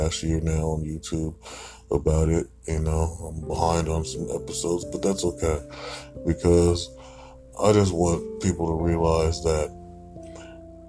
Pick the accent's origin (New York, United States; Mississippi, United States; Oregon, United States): Oregon, United States; Portland; I come from Portland, Oregon. This city used to be very clean